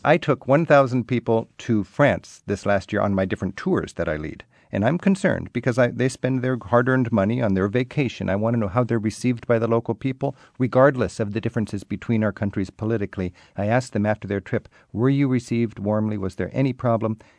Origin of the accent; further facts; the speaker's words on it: United States; as an American visiting your country